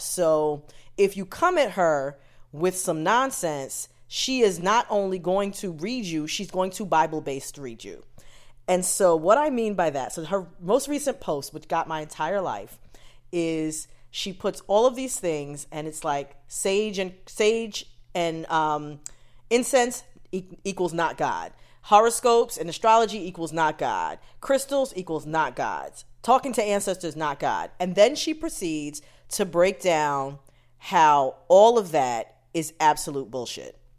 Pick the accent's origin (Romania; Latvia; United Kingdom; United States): United States; parents are Jamaican, I was born here